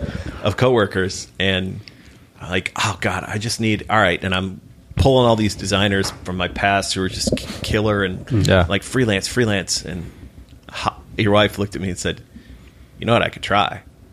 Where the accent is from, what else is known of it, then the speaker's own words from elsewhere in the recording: Ireland; I'm like, yeah, I'm Irish, I'm a writer, and I'm an alcoholic.